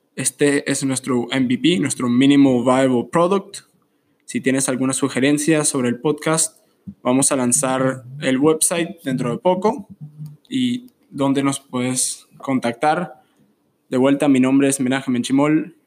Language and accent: Spanish; Colombia; soy originalmente de Colombia